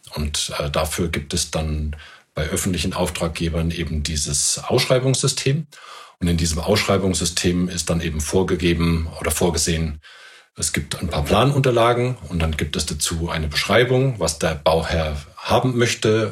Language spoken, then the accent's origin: German; Germany; bei uns in Deutschland